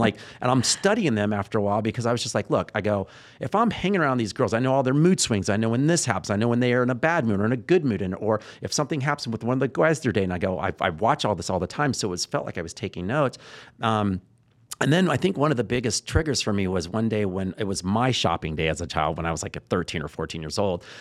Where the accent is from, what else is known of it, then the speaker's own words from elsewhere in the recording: Texas, United States; I'm from Texas